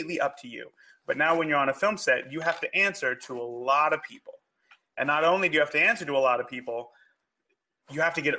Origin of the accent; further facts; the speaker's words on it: California, United States; moved away as an adult; now in Indianapolis, United States; I grew up in California, went to film school